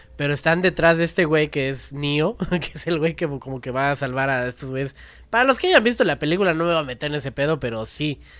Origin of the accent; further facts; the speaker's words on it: Mexico; nosotros como mexicanos